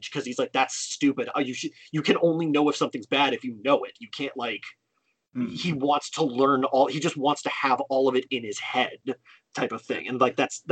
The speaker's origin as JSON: {"language": "English", "region": "California", "country": "United States", "said": "as a Californian"}